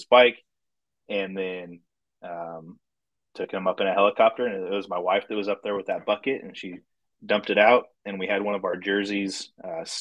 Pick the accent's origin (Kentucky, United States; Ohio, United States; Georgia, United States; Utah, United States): Utah, United States; I'm from Utah